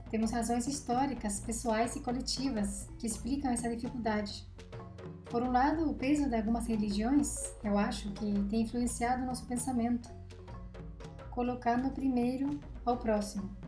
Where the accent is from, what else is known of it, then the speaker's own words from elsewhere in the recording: Uruguay; born there; moved away; Eu nasci numa quinta-feira de abril, no Uruguai. Já me mudei 13 vezes em quatro países.